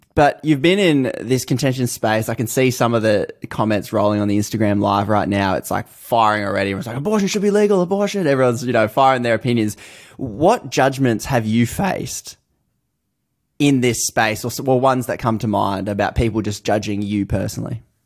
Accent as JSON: {"language": "English", "country": "Australia", "said": "I'm from Australia."}